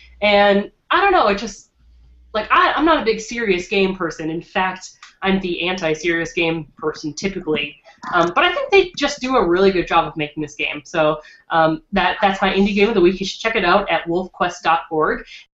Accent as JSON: {"language": "English", "region": "Minnesota", "country": "United States", "said": "I'm from Minnesota"}